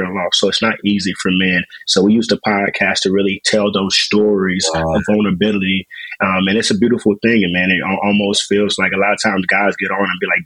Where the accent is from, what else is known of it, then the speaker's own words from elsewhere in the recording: Raleigh, North Carolina, United States; moved away as an adult; also born or lived in Ann Arbor, Michigan / Tulsa, Oklahoma; now in Washington, D.C., United States; born and raised in Raleigh, North Carolina.